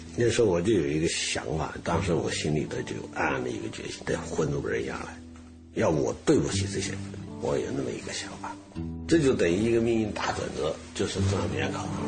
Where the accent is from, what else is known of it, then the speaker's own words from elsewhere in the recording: Jiangxi, China; moved away; 钟喊是我们江西人，萍乡的